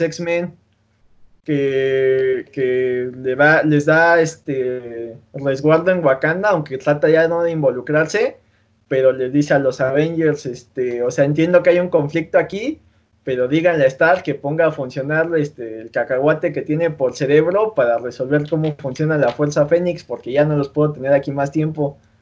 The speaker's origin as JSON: {"language": "Spanish", "country": "Mexico"}